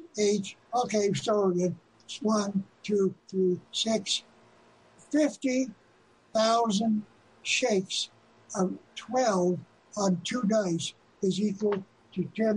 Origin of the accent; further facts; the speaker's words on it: Indianapolis, Indiana, United States; born there; I was born in Indianapolis.